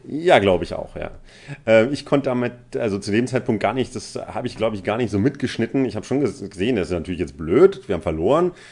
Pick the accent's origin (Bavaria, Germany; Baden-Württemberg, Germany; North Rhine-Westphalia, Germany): Baden-Württemberg, Germany; ich komme nicht aus dem Pott. Ähm, ich äh, komme aus Baden-Württemberg ursprünglich